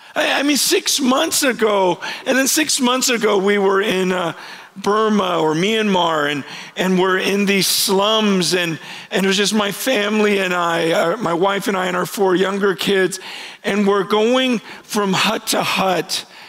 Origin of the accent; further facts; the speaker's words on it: Stockton, California, United States; also born or lived in San Francisco, California; I grew up um, not far from here, spent most of my early years here